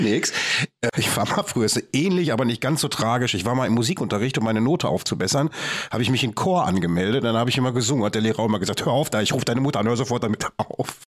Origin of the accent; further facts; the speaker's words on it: Bochum, North Rhine-Westphalia, Germany; ich komme aus Waldmar Mark